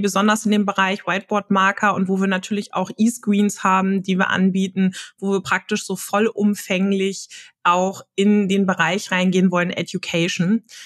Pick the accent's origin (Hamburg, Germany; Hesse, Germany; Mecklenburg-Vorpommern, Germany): Hamburg, Germany; ich komme aus Hamburg, gebürtig auch aus Hamburg